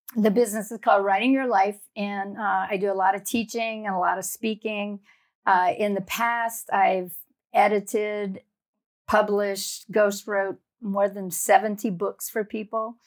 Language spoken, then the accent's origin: English; South Louisiana, United States; moved away; I grew up in a little town in, down in the Bayou Country in South Louisiana.